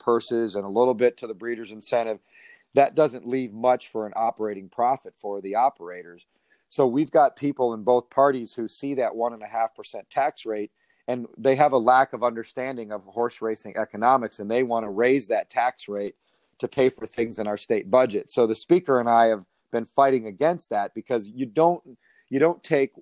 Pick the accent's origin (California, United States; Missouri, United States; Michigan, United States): Michigan, United States; moved away as an adult; now in Kentucky, United States; I was born and raised in Michigan and a graduate of Michigan State, moved to Kentucky to work at Turfway Park in 1992